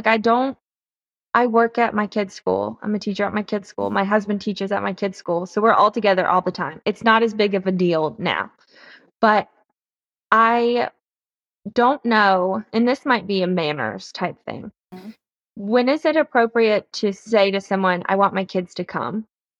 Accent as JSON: {"language": "English", "region": "the South", "country": "United States", "said": "and I'm from the South. So like, if you don't write a thank you note, you might as well have just like set a fire in someone's lawn."}